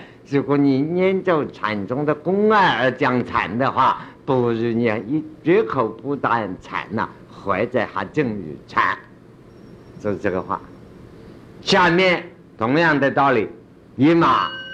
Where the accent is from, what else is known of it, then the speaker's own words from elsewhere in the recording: China; 我们中国人